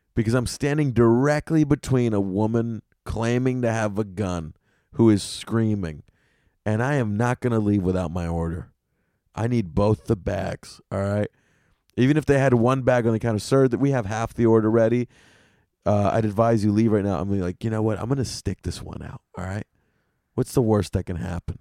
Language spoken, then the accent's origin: English; the South, United States; now in New York City, United States; I grew up in the South, man. Down South, my McDonald's had a fucking electronic fireplace in it